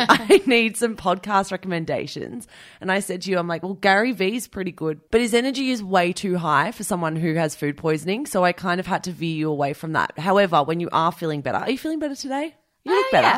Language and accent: English; Australia; as an Australian listener